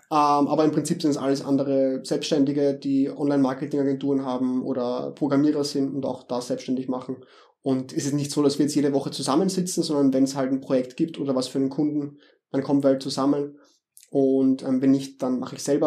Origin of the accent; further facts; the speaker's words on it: Vienna, Austria; accent: Viennese dialect; ich komme aus Wien, wie man vielleicht hört an meinem Dialekt